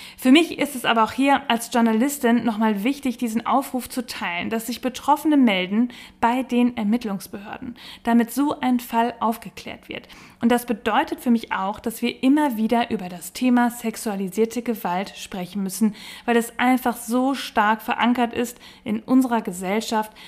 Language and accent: German; Bielefeld, North Rhine-Westphalia, Germany; bei uns in Bielefeld